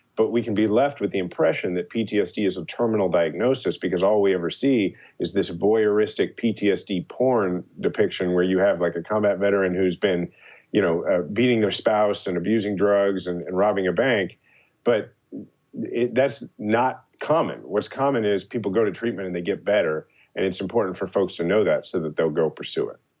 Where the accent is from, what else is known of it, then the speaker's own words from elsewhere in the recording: Kansas City, Missouri, United States; my hometown, Kansas City